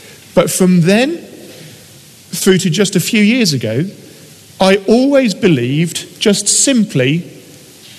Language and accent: English; United Kingdom; things that we do as British people